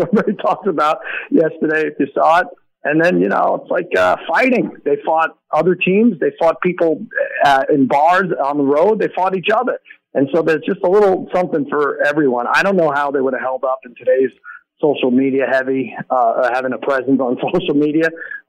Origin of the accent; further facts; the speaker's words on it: New York, United States; I grew up in New York.